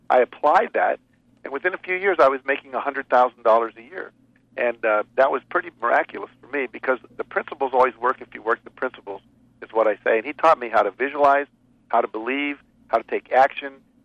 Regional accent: West Virginia, United States; moved away; also born or lived in Texas / Chicago; my parents moved to West Virginia, 48th worst state educational system when there were only 48 states. Yeah. I grew up going to those schools.

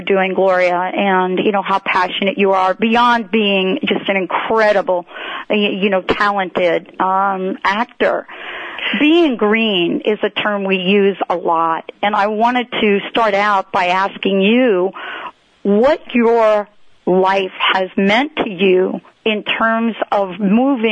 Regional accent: New Jersey, United States; moved away; also born or lived in New York; I'm from New Jersey and born in New York

